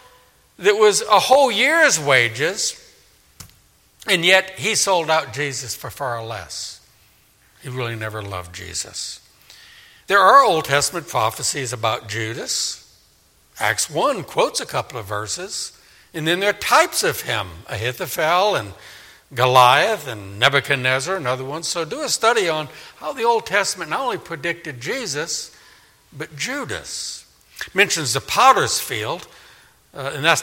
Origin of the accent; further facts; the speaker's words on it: New Orleans, Louisiana, United States; in my hometown of Katrina, of New Orleans